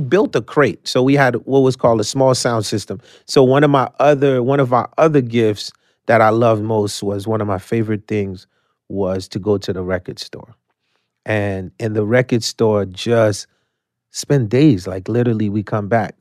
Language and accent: English; New York City, New York, United States; English is a second language; also born or lived in Haiti; I came from Haiti when I was nine. I was raised in Coney Island